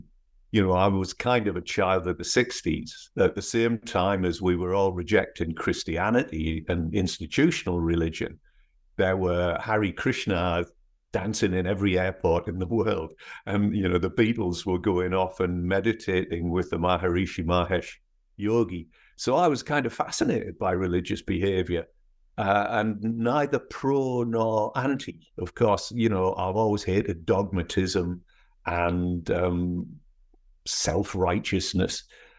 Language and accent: English; North East England, United Kingdom; accent: northeast English; moved away as an adult; also born or lived in Scotland / Edinburgh; now in United States; I was actually born in Scotland, but my parents moved to the northeast of England when I was four. And then I went back to university in Edinburgh when I was 18. So my accent is actually more northeast English